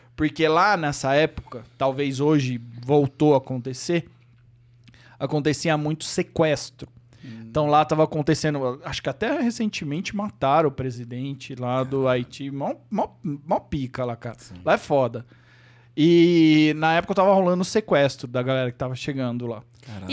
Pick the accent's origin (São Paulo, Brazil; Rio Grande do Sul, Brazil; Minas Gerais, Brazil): São Paulo, Brazil; Avaré; moved away as an adult; now in São Paulo, Brazil; eu nasci em São Paulo, mas eu fui com um, ah, é. um ano de idade, eu fui para uma cidade do interior chamada Avaré